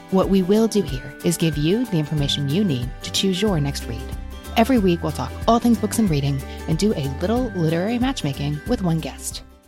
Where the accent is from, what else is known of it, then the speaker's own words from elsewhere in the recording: Kentucky, United States; I was born in Kentucky to parents who were born in Kentucky